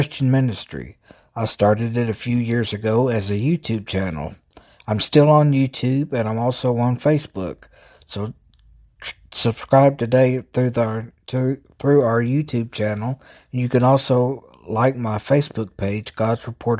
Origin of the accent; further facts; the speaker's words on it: Jackson, Tennessee, United States; And as you guessed, I'm from the South. I'm from Tennessee. I started this a few years ago. I'm from Jackson, Tennessee, which is in West Tennessee.